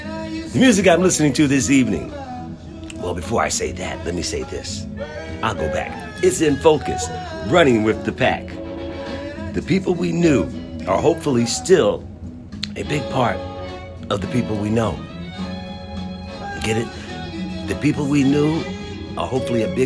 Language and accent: English; Philadelphia, Pennsylvania, United States; the neighborhood I grew up in North Philadelphia. I lived on 21st and Master Street in North Philadelphia.